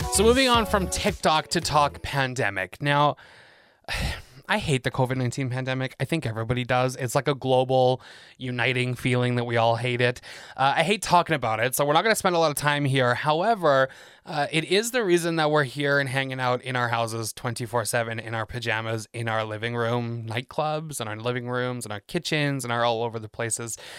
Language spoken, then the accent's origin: English; England, United Kingdom; moved away as an adult; I'm from England, born and raised there, moved here twelve years ago